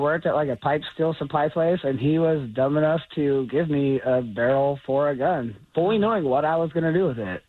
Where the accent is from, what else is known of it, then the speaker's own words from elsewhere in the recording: California, United States; now in Columbia, Tennessee, United States; Well, born and raised in California.